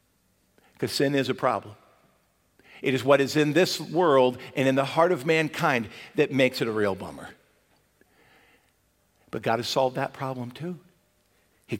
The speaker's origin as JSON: {"language": "English", "region": "Michigan", "country": "United States", "tie": "born or raised there", "said": "growing up in Michigan, you might get some outdoor toys that you couldn't enjoy until the spring."}